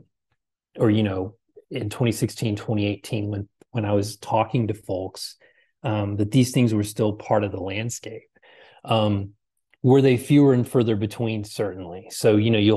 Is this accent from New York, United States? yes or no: no; Texas, United States; I'm from the South, you know, I'm from Texas.